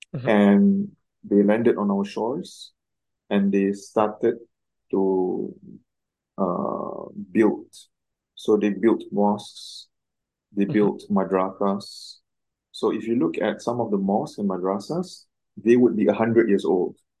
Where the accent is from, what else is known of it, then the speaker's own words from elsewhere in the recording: Singapore; also born or lived in Cairo, Egypt; I'm Singaporean, born in Singapore, raised in Singapore.